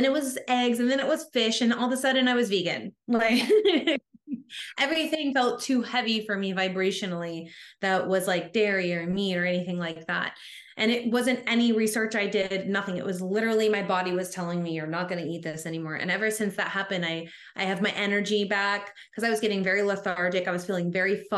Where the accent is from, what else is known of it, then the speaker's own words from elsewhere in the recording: Tennessee, United States; I grew up in Tennessee in the Bible Belt, we call it